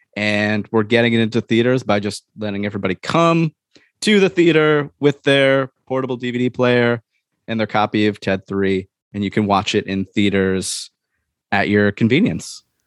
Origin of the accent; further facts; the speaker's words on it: Portland, Oregon, United States; from Portland, Oregon